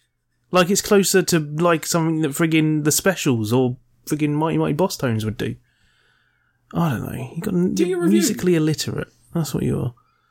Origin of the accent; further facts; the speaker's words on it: United Kingdom; I'm British